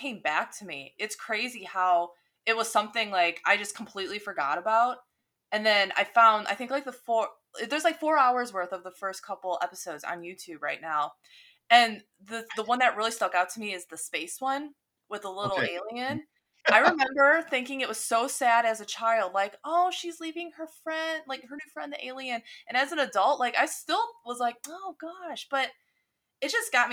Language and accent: English; Chicago, Illinois, United States; we're from Chicago here. So we have WTTW as our PBS station.